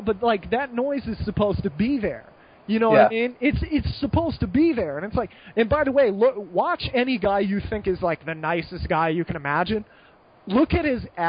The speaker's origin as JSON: {"language": "English", "country": "United States", "also_born_or_lived": "Malta", "moved": "as an adult", "said": "I'm still American"}